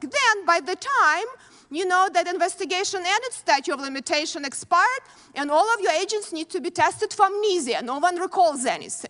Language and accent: English; Ukraine; born or raised there; moved away as an adult; now in United States